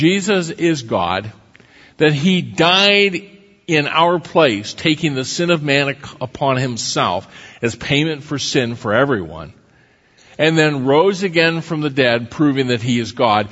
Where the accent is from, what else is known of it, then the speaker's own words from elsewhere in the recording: Iowa, United States; when I was a grade school kid, growing up in Iowa